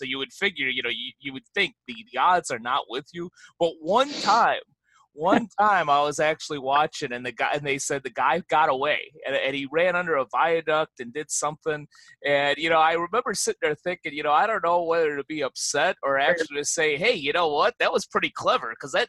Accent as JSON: {"language": "English", "town": "Chicago", "region": "Illinois", "country": "United States", "tie": "born or raised there", "also_born_or_lived": "Los Angeles", "moved": "as an adult", "said": "I grew up and lived in Chicago for almost 40 years"}